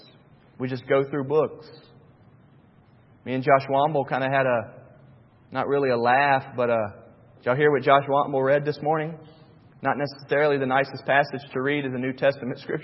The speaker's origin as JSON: {"language": "English", "town": "Charlotte", "region": "North Carolina", "country": "United States", "tie": "born or raised there", "said": "When I was a kid growing up in Charlotte, North Carolina, my grandparents had season tickets to the Charlotte Hornets"}